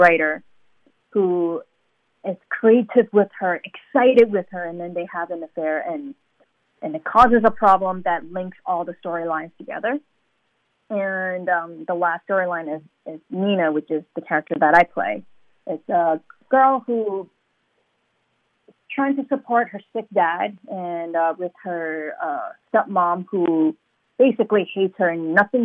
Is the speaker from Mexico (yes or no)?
no; New York City, New York, United States; also born or lived in Hong Kong; I was born in Hong Kong and I grew up in Brooklyn, New York